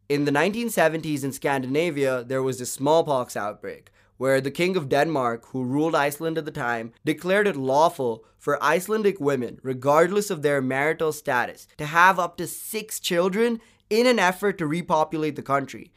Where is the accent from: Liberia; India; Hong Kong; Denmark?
India; Bangalore, Karnataka; I, for one, was privileged enough to do my schooling from a well-reputed K twelve school in Bangalore, which for our non-Indian listeners is my hometown and a city in southern India.